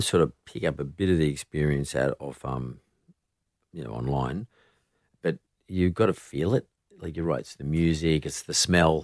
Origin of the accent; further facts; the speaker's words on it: Yagoona area, New South Wales, Australia; I grew up around that area